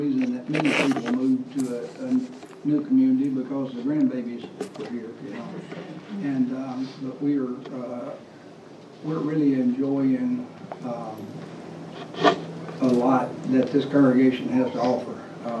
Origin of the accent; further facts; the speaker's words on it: Tennessee, United States; born there; But I was born in the Holy Land, over around South Pittsburgh and Jasper, Tennessee.